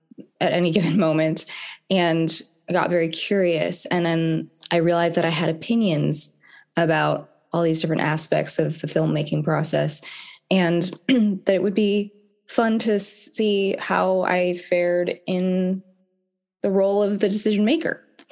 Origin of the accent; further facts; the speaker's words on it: Carmel, California, United States; also born or lived in Florida; My mom, we moved from Florida, a farm in Florida, to Carmel because my mom got a job at the Naval Postgraduate School